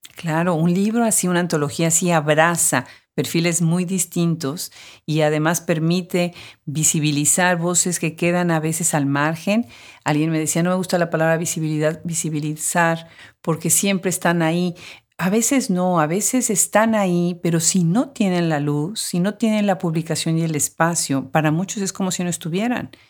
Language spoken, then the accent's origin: Spanish; Mexico; como mexicana